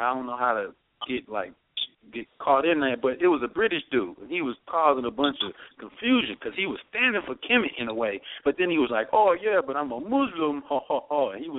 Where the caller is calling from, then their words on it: North Hollywood, California, United States; I'm calling from North Hollywood, California.